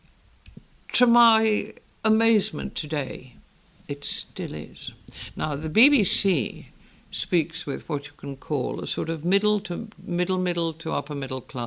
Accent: the Northeast, North East England, United Kingdom; accent: Northern Educated English; I was born in the Northeast.

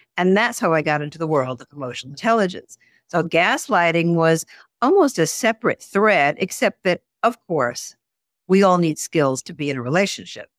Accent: Garden City, New York, United States; I grew up outside of New York City in a, a suburb called Garden City

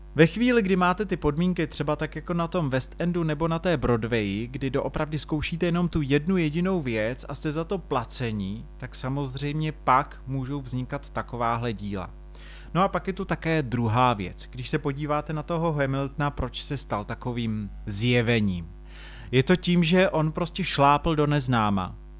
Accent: Czechia; tady u nás v Čechách

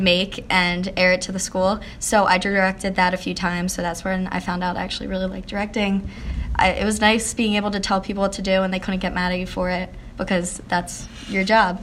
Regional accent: Harleysville, Pennsylvania, United States; I grew up in Harleysville, Pennsylvania. It's really small, like country town, about 45 minutes outside of Philly

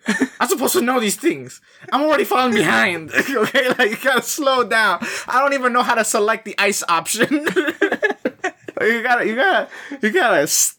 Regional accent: Canada; I'm a Canadian with Latino blood running through me, but I'm still Canadian. Okay, I was born here.

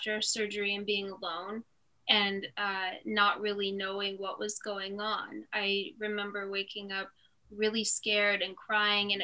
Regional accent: Lake Elsinore, California, United States; also born or lived in Fallbrook, California / Hemet, California; I was born in Fallbrook, California, so kind of near San Diego, but I really grew up in Lake Elsinore until I was 10

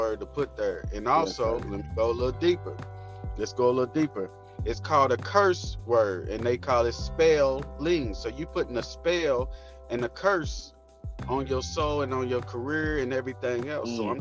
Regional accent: Louisville, Kentucky, United States; I'm from Louisville, Kentucky, and I rep the whole city

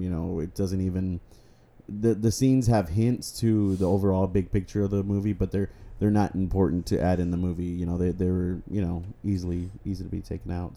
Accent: Texas, United States; we are from Texas

